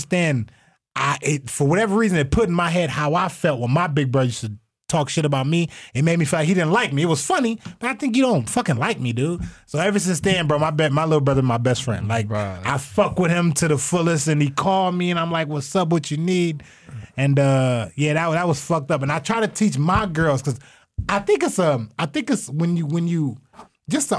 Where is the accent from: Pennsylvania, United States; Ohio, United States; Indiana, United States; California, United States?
Ohio, United States; Toledo; also born or lived in Columbus, Ohio; when I moved back from Columbus to Toledo for high school